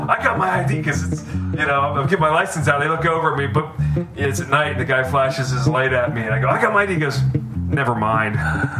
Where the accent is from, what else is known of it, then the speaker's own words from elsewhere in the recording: Pittsburgh, Pennsylvania, United States; moved away as an adult; also born or lived in North Texas; No, so I'm from Pittsburgh. I'm going to school in North Texas.